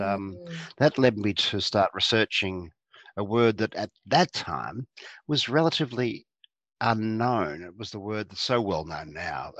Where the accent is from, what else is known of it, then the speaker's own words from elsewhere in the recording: Geelong, Victoria, Australia; I grew up in Geelong, which is a town south of mm. Melbourne